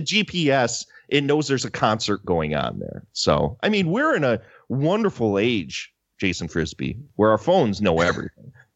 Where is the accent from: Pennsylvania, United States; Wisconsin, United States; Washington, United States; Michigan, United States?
Wisconsin, United States; I'm from Wisconsin